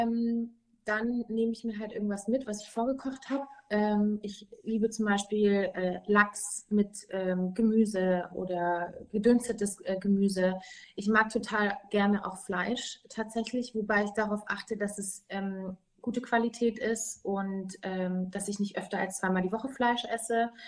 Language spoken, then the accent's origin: German; Munich, Bavaria, Germany; ich komme ja aus München